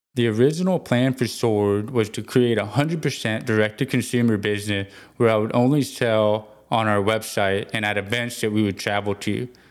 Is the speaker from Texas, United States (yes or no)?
yes; Houston, Texas, United States; I was born and raised in Houston, Texas